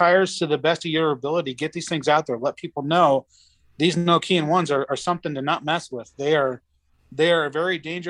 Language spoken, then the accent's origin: English; Aurora, Nebraska, United States; Aurora, which is the town I'm originally from